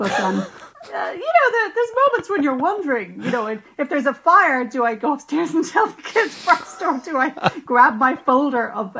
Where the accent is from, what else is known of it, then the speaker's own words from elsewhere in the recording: Ireland; as an Irish writer and a lapsed Catholic